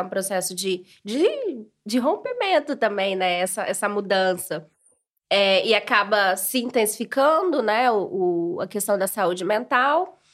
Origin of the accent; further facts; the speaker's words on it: Brazil; accent: Brazilian; moved away as an adult; now in Portugal; quando nós estamos no Brasil, somos brasileiros